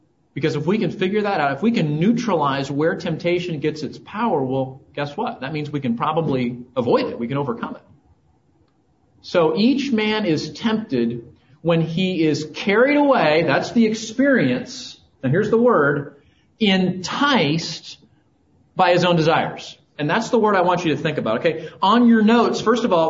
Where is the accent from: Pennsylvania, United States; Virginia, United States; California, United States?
California, United States; Southern; moved away; I grew up in Southern California